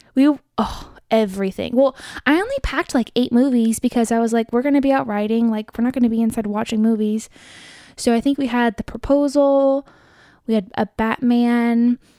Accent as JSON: {"language": "English", "area": "Riverside County", "region": "California", "country": "United States", "tie": "born or raised there", "said": "I grew up in Riverside County"}